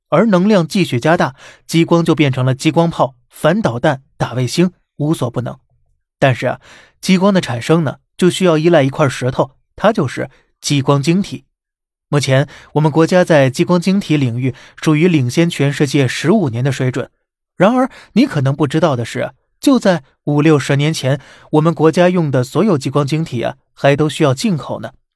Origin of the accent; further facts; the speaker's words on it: China; 属于我们中国人自己的路